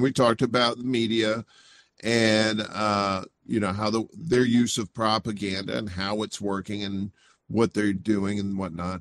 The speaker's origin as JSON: {"language": "English", "region": "Mississippi", "country": "United States", "tie": "born or raised there", "also_born_or_lived": "Chicago, Illinois", "moved": "yes", "lives_now": "Brooklyn, New York, United States", "said": "I, I grew up in Mississippi, uh, very poor."}